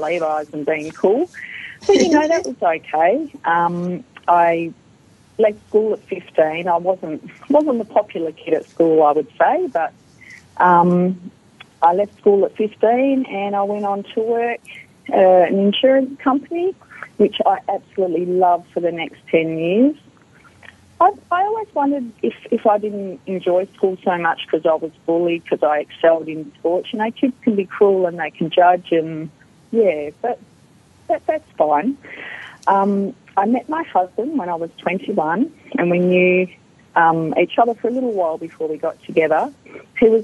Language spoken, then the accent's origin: English; Perth, Western Australia, Australia; accent: Australian; I grew up in Perth my whole life with a mum and dad